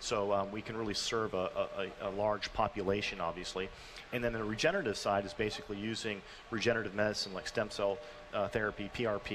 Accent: Minnesota, United States; now in Colorado, United States; I grew up in Minnesota

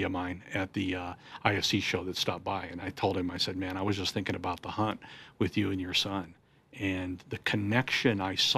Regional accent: Omaha, Nebraska, United States; I grew up in Omaha, Nebraska

